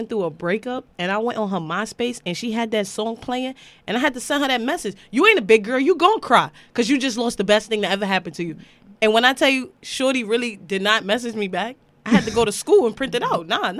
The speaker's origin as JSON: {"language": "English", "town": "New York City", "region": "New York", "country": "United States", "tie": "born or raised there", "said": "because I'm from RC Projects. I'm from Brooklyn."}